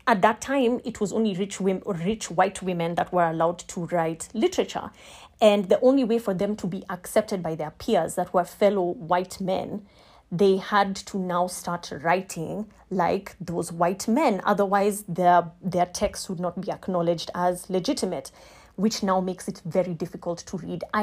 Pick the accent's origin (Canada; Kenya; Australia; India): Kenya; I am a Kenyan lawyer and I will be answering a few questions on feminism.